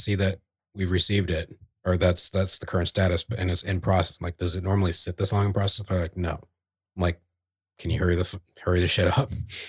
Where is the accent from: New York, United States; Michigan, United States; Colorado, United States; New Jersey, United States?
New Jersey, United States; born there; I'm a citizen, damn it. Yeah. I was born in New Jersey.